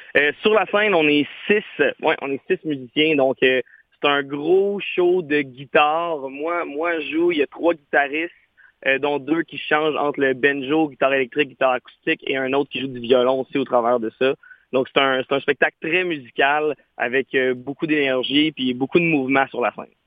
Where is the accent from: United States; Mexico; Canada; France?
Canada; Quebec; on est québécois, on est fiers d'être francophone